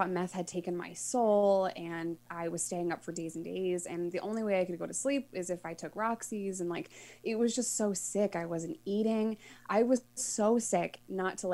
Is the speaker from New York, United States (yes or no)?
yes; New York, United States; moved away; as a New Yorker